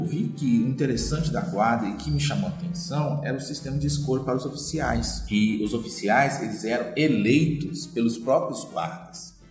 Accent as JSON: {"language": "Portuguese", "town": "Mariana", "region": "Minas Gerais", "country": "Brazil", "tie": "born or raised there", "said": "eu sou natural de Mariana. Mariana é uma cidade histórica, né? e, sempre, e cresci andando ah, pelas igrejas e casarões barrocos"}